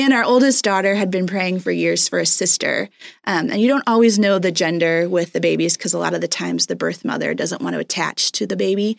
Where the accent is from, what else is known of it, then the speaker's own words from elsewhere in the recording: Puerto Rico; moved away; we grew up in Puerto Rico.